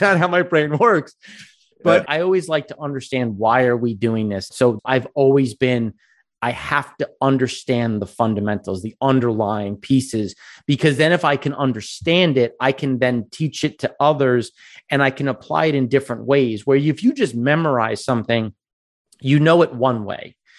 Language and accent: English; Long Island, New York, United States; I grew up on Long Island